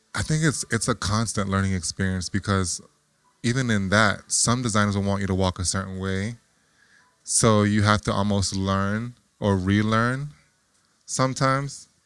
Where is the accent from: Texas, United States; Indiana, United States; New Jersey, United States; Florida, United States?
Florida, United States; Lauderhill; I'm originally from Florida. All right. From a little city called Lauderhill, Florida